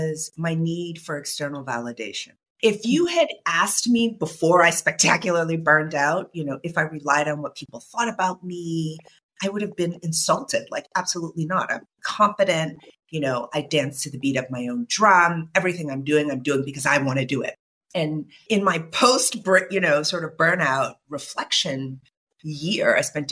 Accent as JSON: {"language": "English", "town": "Boston", "region": "Massachusetts", "country": "United States", "tie": "born or raised there", "said": "I was born in Boston, Massachusetts, born to Nigerian immigrant parents"}